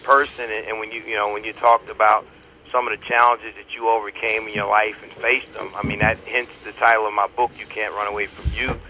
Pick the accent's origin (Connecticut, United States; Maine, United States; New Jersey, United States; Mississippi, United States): Connecticut, United States; also born or lived in North Carolina; So I was born in North Carolina, and then what little growing I did took place in Connecticut